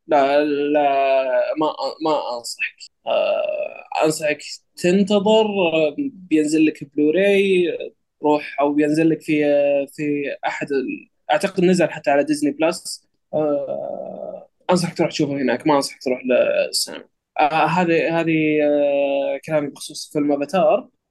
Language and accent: Arabic; Saudi Arabia; عندنا بالسعوديه